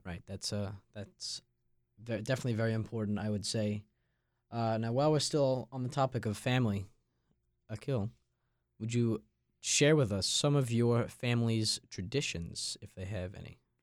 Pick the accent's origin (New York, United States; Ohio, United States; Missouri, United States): New York, United States; Long Island; moved away as an adult; now in North Carolina, United States; I'm from Long Island, New York, and I'm a member of the freshman class of 2026 here at State